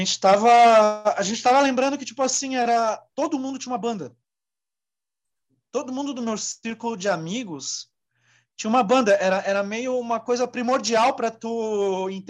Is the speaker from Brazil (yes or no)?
yes; Joinville, Santa Catarina, Brazil; eu cresci Bom, em Joinville